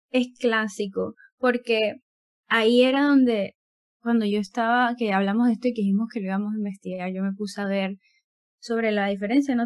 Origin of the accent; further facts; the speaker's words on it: Panama; mi tierra panameña nacional